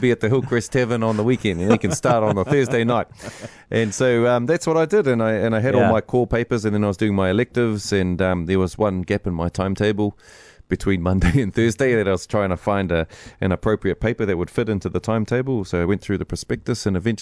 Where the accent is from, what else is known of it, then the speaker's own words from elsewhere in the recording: Rotorua, Bay of Plenty, New Zealand; we had no Te Reo Māori in our home or in our community when we were growing up in Rotorua.